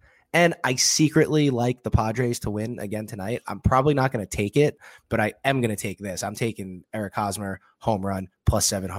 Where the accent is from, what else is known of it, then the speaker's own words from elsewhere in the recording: New York City, New York, United States; I'm from Staten Island.